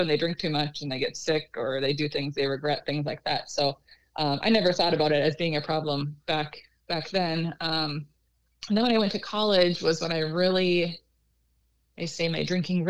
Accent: Minnesota, United States; now in Rochester, United States; I live about 45 minutes from where I grew up

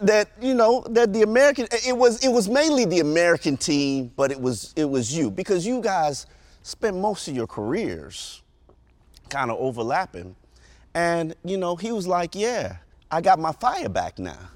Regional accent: Jamaica; I'm Jamaican.

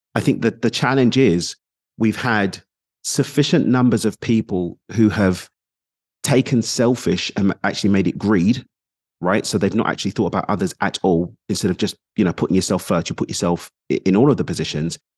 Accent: London, United Kingdom; also born or lived in United Arab Emirates / Mexico; now in Dubai, United Arab Emirates; I'm from East London in the U K, currently in Dubai in the U A E.

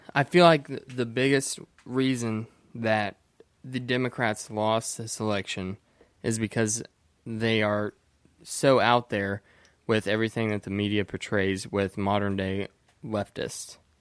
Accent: Indiana, United States; I'm from Indiana and everybody is rural

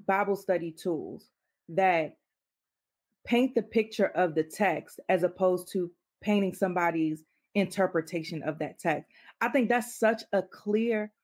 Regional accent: Maryland, United States; I am from Maryland

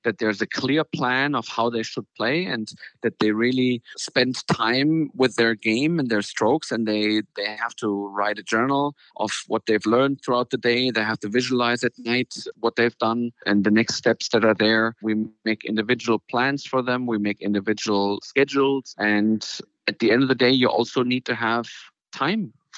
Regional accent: Frankfurt, Hesse, Germany; Frankfurt's been my hometown. So I grew up here

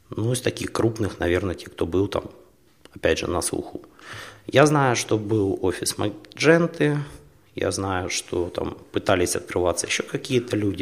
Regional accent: Horlivka, Donetsk Oblast, Ukraine; moved away as an adult; also born or lived in Kharkiv; now in Poland; сам я из Горовки

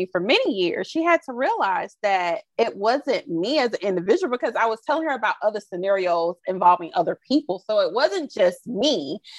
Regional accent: the South, United States; Again, I'm from the Bible Belt South.

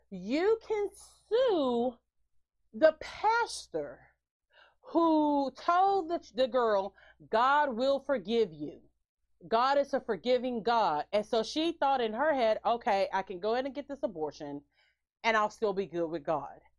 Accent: Louisiana, United States; I'm like, uh uh-uh, we're not from Texas, we're from Louisiana we running from Ida.

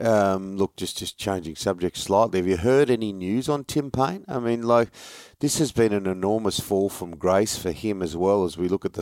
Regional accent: Sydney, New South Wales, Australia; Growing up in Western Sydney with lots of brothers and mates

